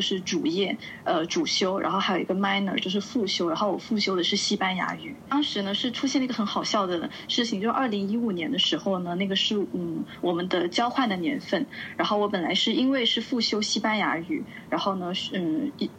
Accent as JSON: {"language": "Chinese", "town": "Shenzhen", "region": "Guangdong", "country": "China", "also_born_or_lived": "United States", "moved": "as an adult", "lives_now": "Milan, Italy", "said": "我来自深圳，呃，目前呢是在意大利米兰做自由撰稿人"}